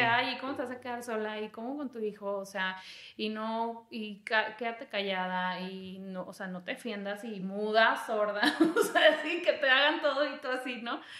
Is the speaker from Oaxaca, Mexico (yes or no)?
no; Torreón, Coahuila, Mexico; moved away as an adult; also born or lived in Chiapas / Mexico City; me fui de Torreón